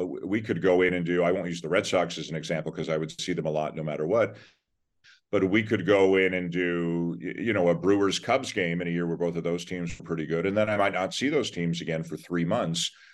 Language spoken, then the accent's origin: English; Toronto, Ontario, Canada; I'm from Toronto too. So I, you know, I grew up, I'm born there, grew up there.